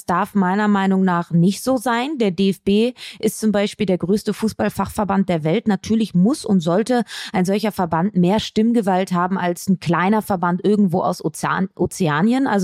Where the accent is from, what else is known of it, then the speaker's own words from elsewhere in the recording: Cologne, North Rhine-Westphalia, Germany; Weiberfastnacht heißt das, mein Lieber. Fasching kenne ich nicht als Kölnerin.